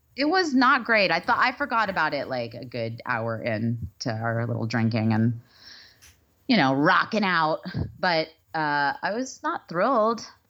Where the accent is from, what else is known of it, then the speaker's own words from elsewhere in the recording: Texas, United States; moved away; I think I am from Texas.